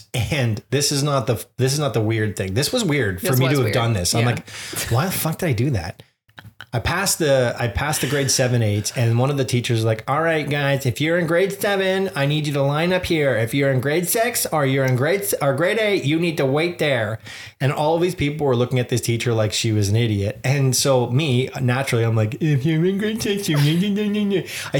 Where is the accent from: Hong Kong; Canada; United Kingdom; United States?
United Kingdom; Liverpool, North West England; accent: Liverpool; Anyways, my accent is from Liverpool.